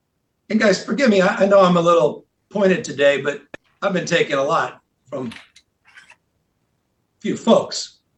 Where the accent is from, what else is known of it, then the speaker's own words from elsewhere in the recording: California, United States; I do it with deep pride in this state. As a Californian, I'm a future ex-governor.